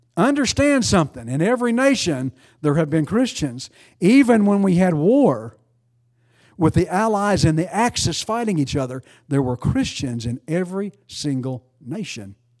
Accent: United States; I'm an American

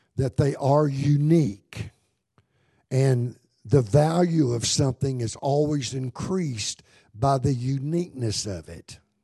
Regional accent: United States; I'm an American. I love America, but this isn't my home

